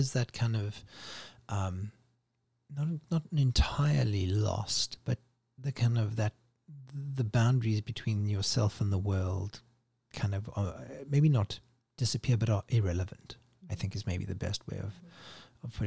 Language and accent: English; South Africa; my house growing up in South Africa